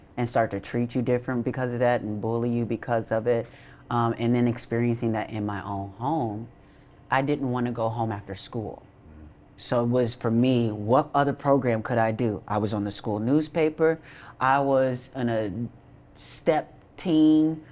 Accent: Racine, Wisconsin, United States; moved away; I'm from Racine, Wisconsin.

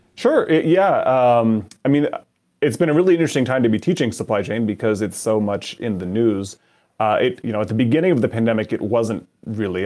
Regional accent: Canada; moved away as an adult; now in Madison, United States; I grew up in Canada and um, immigrated to the United States a number of years ago.

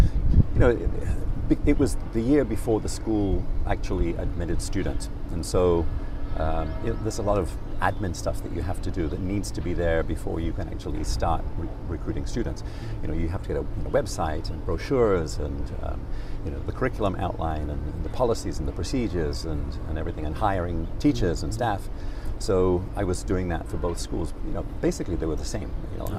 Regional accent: Rotherham, Yorkshire and the Humber, United Kingdom; born there; I was born in Rotherham in Yorkshire, which nobody could ever tell from my accent.

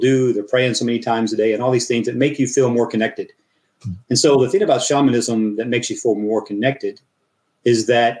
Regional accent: mountains of Tennessee and Texas, United States; moved away as an adult; also born or lived in Florida; now in Russia; I grew up in the mountains of Tennessee and in Texas

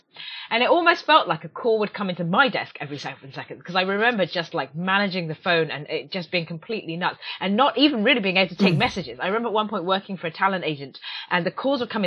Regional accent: rural England, United Kingdom; now in Silicon Valley, United States; I grew up in rural England, a little ways from London

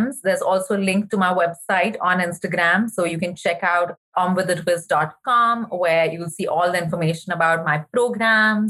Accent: India; moved away; I remember even growing up in India

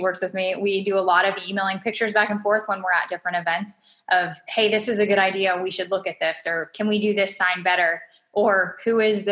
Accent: Canada; especially being in my home country

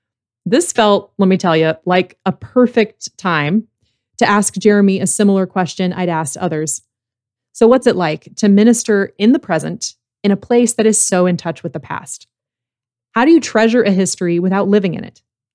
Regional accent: United States; As an American Anglican

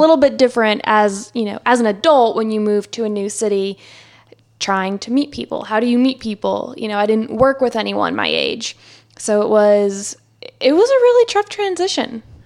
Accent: New Jersey, United States; moved away as an adult; also born or lived in Philadelphia; now in Charlotte, United States; I grew up in New Jersey.

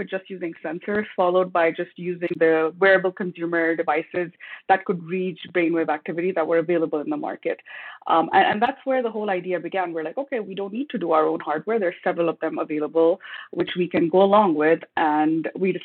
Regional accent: Pakistan; moved away as an adult; also born or lived in United States / Texas; now in Canada; In my ethnic background, I'm originally from Pakistan

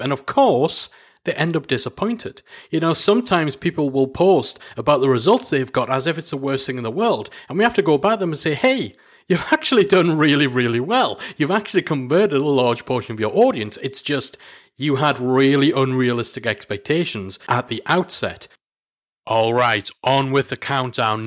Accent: Newcastle upon Tyne, North East England, United Kingdom; here in Newcastle. It's my hometown

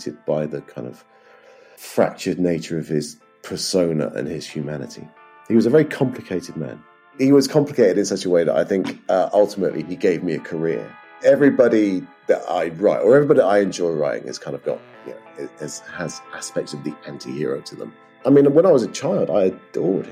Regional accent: Edinburgh, Scotland, United Kingdom; born or raised there; also born or lived in Bristol

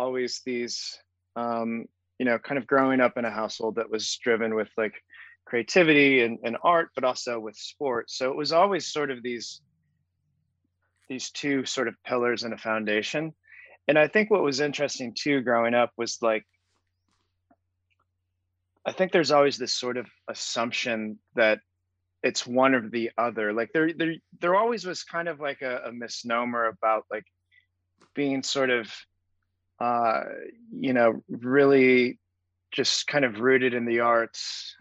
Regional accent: Springfield, Missouri, United States; growing up in Southern Missouri at a public high school

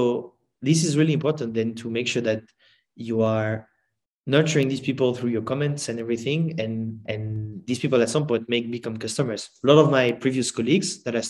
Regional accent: France; I'm from France

